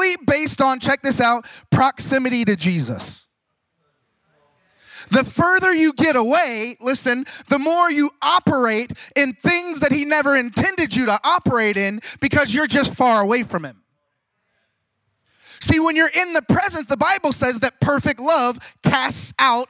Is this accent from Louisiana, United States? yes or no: no; Ohio, United States; now in Fort Pierce, United States; I grew up here in Ohio